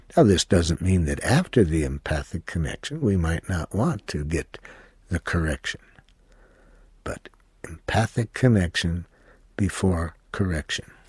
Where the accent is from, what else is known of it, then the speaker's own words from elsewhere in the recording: United States; I was from the United States